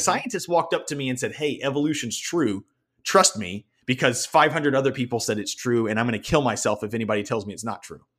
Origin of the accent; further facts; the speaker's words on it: the South, United States; moved away as an adult; also born or lived in Denver; where I grew up in the South